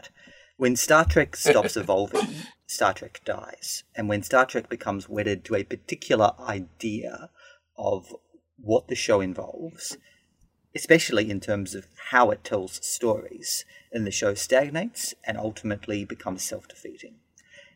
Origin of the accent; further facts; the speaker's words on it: Australia; I'm a lawyer from Australia